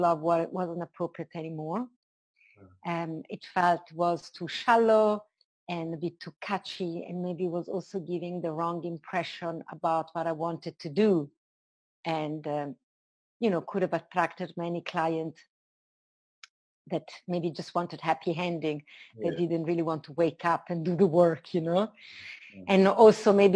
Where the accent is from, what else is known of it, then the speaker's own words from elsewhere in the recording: Italy; moved away as an adult; also born or lived in London; I was born in Italy. And when I started traveling, I left Italy in my early 20s and I lived in London for a while.